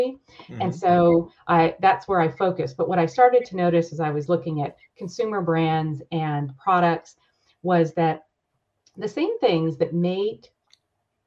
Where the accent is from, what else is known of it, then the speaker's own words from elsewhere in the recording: Rochester, New York, United States; moved away as an adult; also born or lived in San Diego; originally from New York, grew up in upstate New York in Rochester, where it's really cold